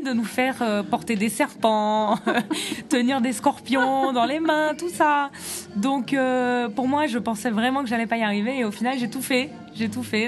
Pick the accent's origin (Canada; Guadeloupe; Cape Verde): Guadeloupe; Je suis guadeloupéenne